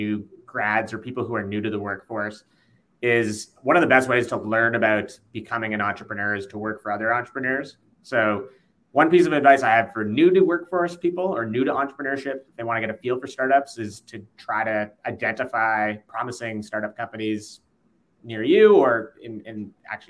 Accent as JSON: {"language": "English", "country": "Canada", "said": "we're all Canadian"}